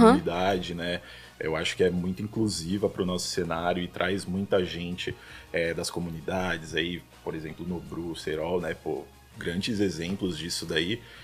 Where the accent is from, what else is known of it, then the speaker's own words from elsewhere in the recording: São Paulo, Brazil; Sou natural de São Paulo, não falei isso, né? Paulista aqui da Zona Norte bairrista demais, amo meu bairro Zona Norte lá